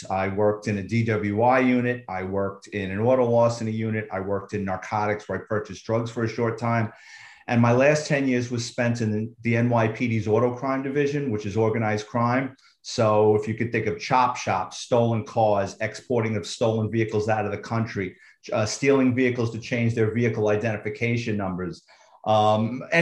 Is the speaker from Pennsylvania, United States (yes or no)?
no; New York City, New York, United States; I grew up in the Bronx. I'm a Bronx kid